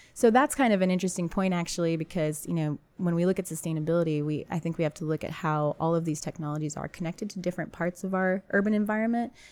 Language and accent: English; San Antonio, Texas, United States; also born or lived in Cambridge, Massachusetts; San Antonio being my hometown